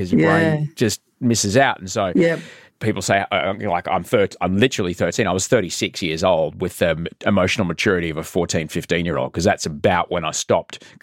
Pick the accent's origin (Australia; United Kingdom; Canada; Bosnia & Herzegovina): Australia; growing up in Australia